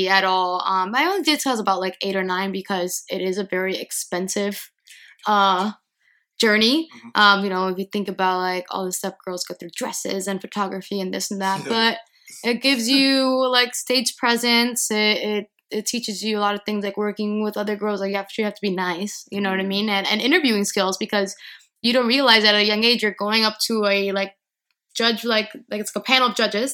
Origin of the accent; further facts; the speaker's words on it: Miami, Florida, United States; moved away; I grew up in Miami, Florida